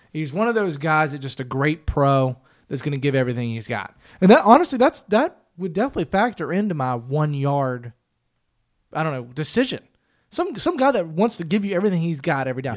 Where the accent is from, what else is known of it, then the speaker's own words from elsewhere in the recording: United States; also born or lived in Pittsburgh, Pennsylvania / Cincinnati, Ohio; I grew up around Pittsburgh and Cincinnati